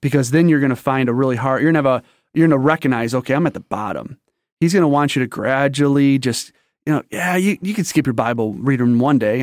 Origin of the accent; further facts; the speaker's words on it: St. Clair Shores, Michigan, United States; also born or lived in Detroit, Michigan; I'm raised in a little town called Saint Clair Shores